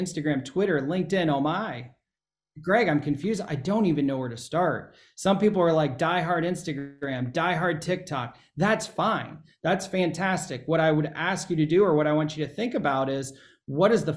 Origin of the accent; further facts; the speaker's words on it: Ohio, United States; I'm from Ohio. We say niche